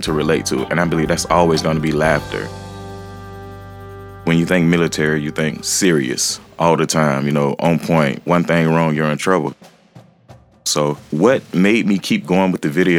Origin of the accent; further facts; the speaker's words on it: Jacksonville, Florida, United States; I'm from Jacksonville, Florida, aka Duval County